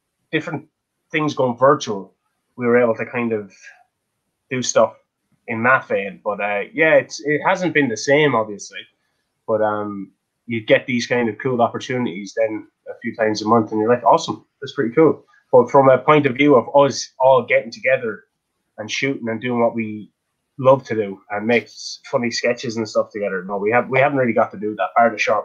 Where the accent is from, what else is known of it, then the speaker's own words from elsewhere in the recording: Kilkenny, County Kilkenny, Ireland; we're from Kilkenny.